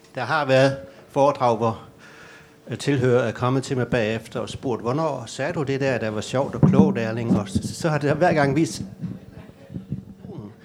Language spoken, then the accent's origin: Danish; Gram, Southern Denmark, Denmark; now in Copenhagen, Denmark; jeg kommer ind fra hjertet af hjertet af Danmark